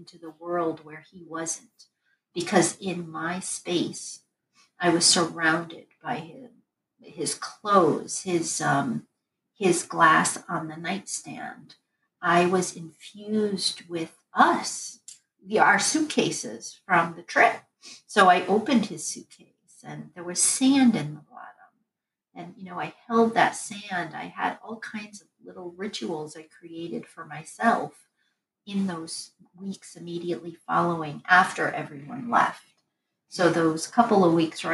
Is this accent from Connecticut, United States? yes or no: yes; Connecticut, United States; moved away; I was originally from Connecticut, it's where I was born